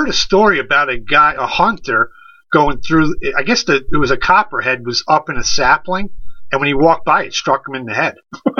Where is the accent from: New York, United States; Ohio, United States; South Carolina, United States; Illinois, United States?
New York, United States; Dutchess County; where I grew up in Dutchess